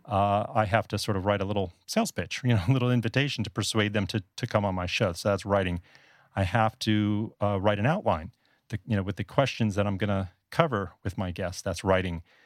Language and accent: English; South Florida, United States; moved away as an adult; also born or lived in Northeast United States; now in Taipei, Taiwan; I'm actually from South Florida originally. That's where I grew up.